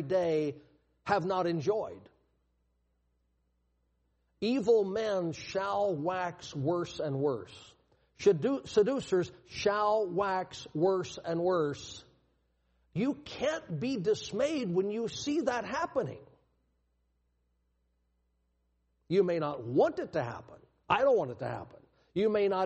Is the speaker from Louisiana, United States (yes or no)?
yes; Louisiana, United States; I was born in Louisiana in 1958 and grew up in the baby boom era